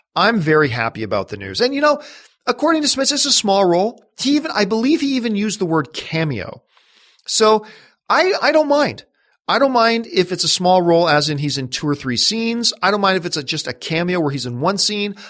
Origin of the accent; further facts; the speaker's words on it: Canada; I'm Canadian